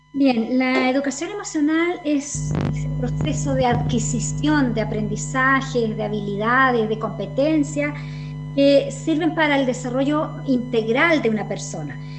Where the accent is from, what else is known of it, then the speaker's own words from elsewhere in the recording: Chile; Como sociedad chilena